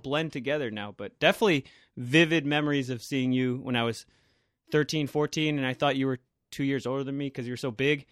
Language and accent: English; Millis, Massachusetts, United States; also born or lived in Holliston; my hometown of Millis